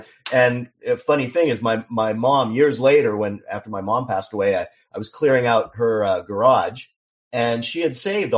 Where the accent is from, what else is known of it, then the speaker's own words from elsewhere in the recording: Seattle, Washington, United States; moved away as an adult; now in New York, United States; I grew up in Seattle.